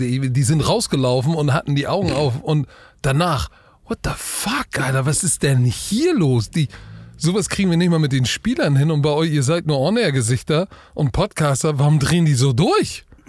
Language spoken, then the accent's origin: German; Hamburg, Germany; als Hamburger